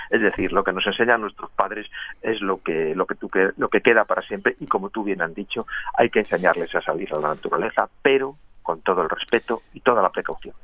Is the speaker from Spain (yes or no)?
yes; Madrid, Community of Madrid, Spain; soy madrileño y vivo en Madrid